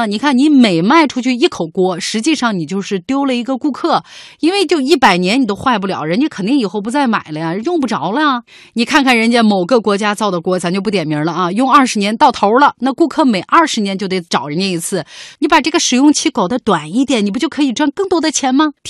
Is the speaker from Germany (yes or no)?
yes; Germany; 另外一个原因就是，我们德国人就认为产品质量的好坏主要体现在是不是经久耐用上。